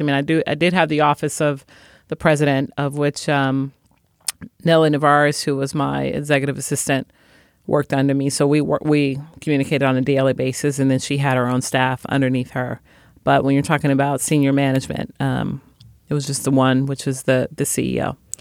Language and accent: English; Chicago, Illinois, United States; I was born and raised in Chicago